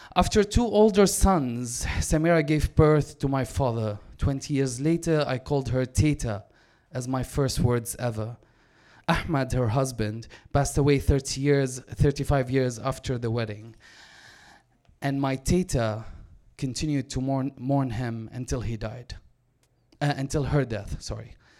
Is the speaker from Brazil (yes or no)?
no; Damascus, Damascus Governorate, Syria; now in Vancouver, Canada; I was born and raised in Damascus.